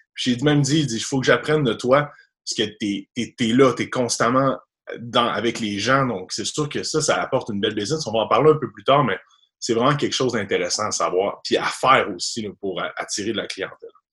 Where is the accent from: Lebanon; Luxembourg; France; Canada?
Canada; Sainte-Catherine-de-la-Jacques-Cartier, Quebec; moi, j'étais un petit gars de Sainte-Catherine, agent quartier, euh, Québec, donc un reculant banlieue, loin de la ville. Je suis un petit gars de la campagne, donc j'ai 26 ans. j'ai grandi là toute ma jeunesse